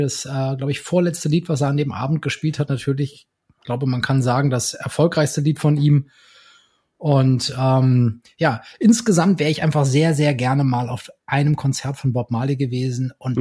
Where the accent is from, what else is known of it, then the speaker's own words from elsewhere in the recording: Berlin, Germany; in meiner Heimatstadt Berlin